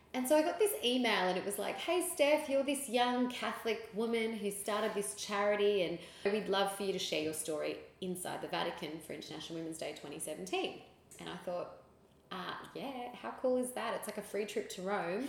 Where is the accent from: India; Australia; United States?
Australia; Sydney, New South Wales; also born or lived in Philippines; I was born in the Philippines, raised here in Sydney